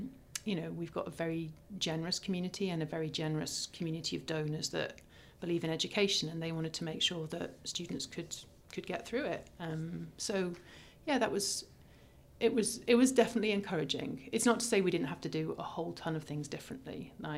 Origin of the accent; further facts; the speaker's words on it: United Kingdom; I don't know anything about, I'm British, for goodness sake.